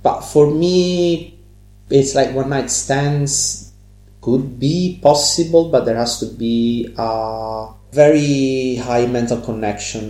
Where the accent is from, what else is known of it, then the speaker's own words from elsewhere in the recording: Catania, Sicily, Italy; English is a second language; moved away; I'm from Catania